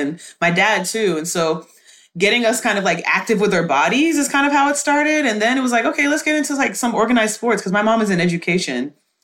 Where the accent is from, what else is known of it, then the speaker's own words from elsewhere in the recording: Houston, Texas, United States; I was raised in Houston, Texas